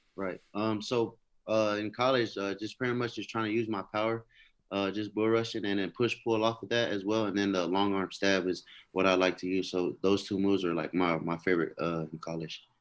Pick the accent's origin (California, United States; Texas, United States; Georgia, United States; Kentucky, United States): California, United States; Hawthorne; being raised in California, uh, in, like, Hawthorne